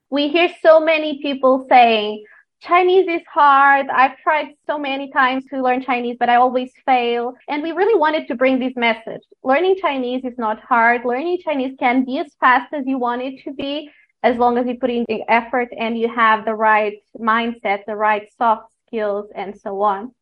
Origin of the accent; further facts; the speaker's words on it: Portugal; moved away as an adult; now in China; I am from Portugal. Uh, I've been living in China for about seven years now